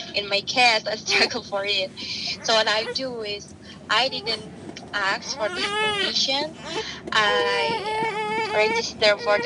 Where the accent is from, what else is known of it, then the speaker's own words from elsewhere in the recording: Purwokerto, Central Java, Indonesia; English is a second language; moved away as an adult; also born or lived in Jakarta, Indonesia; now in Queens, New York, United States; I was born on the small city in Indonesia, in Purwokerto. It's one of the city in central Java.